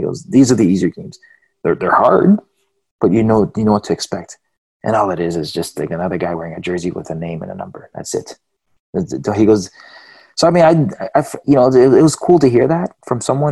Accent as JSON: {"language": "English", "country": "Canada", "said": "I'm Canadian"}